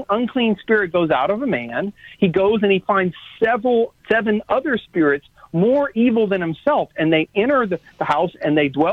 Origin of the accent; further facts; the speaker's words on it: South Louisiana, United States; I'm from South Louisiana.